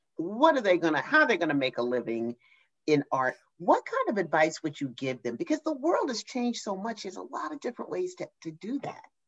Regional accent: New Jersey, United States; I'm from New Jersey

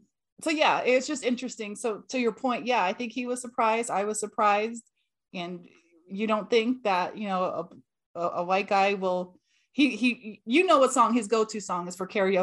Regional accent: California, United States; so I grew up in Cali

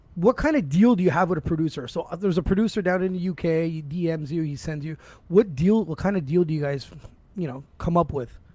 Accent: Toronto, Ontario, Canada; I've been born here my whole life

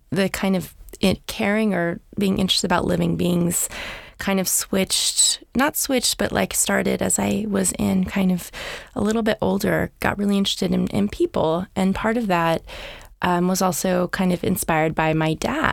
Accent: Half Moon Bay, California, United States; I feel so lucky to grow up in Half Moon Bay. It was a small town at the time

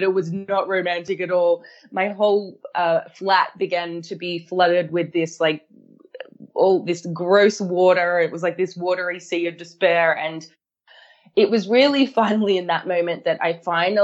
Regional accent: Australia; moved away; I grew up in Australia

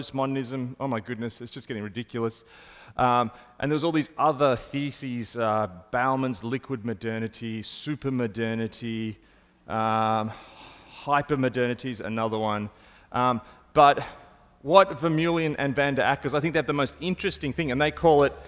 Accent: Australia; as an Australian

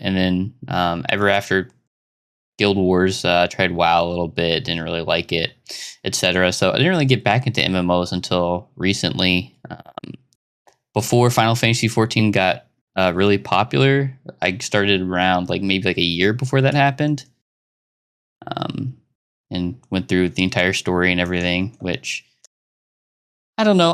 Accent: Arkansas, United States; I come from Arkansas, United States.

